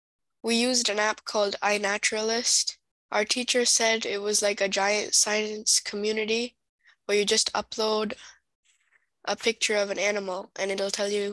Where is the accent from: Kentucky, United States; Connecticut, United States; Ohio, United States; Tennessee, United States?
Ohio, United States; Columbus; I'm from Columbus, Ohio. I'm 10 years old.